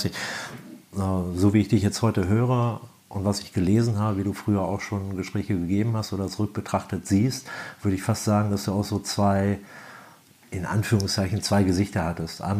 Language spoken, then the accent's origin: German; Minden, North Rhine-Westphalia, Germany; born there; komme ja gebürtig aus Ostwestfalen und äh, Minder, die Ecke ist eher so Handball-Hochburg